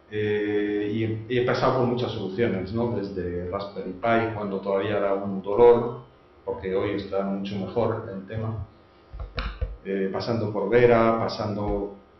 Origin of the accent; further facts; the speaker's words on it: France; Spanish is a second language; now in Spain; yo que soy francés